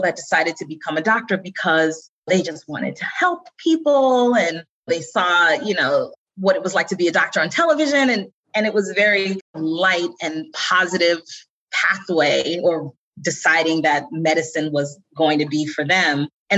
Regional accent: New York City, New York, United States; accent: Staten Island; I was born and raised in New York City. And when I start talking about it, you'll hear my Staten Island accent come out

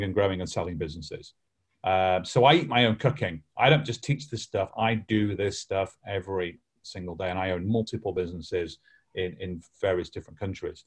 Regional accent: Lancashire, North West England, United Kingdom; I'm from Lancashire, bit like Yorkshire

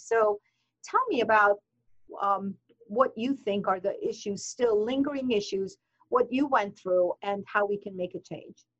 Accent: Iran; moved away; as a woman from Iranian uh, background, I'm from Iran

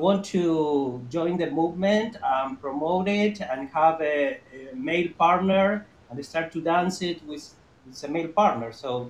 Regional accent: Buenos Aires, Argentina; now in New York, United States; so I immigrated in 2000 from Buenos Aires directly to New York.

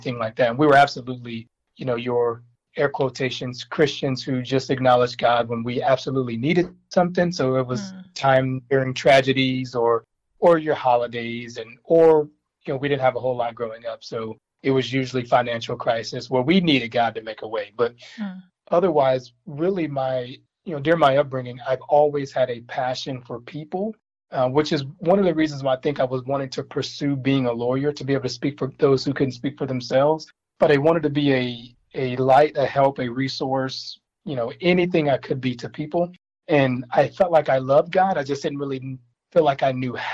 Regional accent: Benton, Arkansas, United States; I was born and raised in Benton, Arkansas

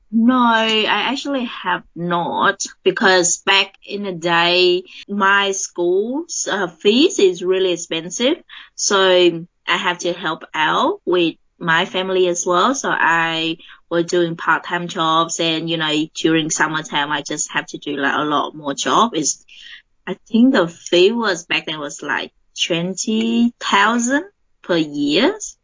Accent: Vietnam; moved away as an adult; now in Adelaide, Australia; I come from uh, Vietnam, and I moved to Australia to uh, study. I think I was in high school, was 17, uh, no, 18.

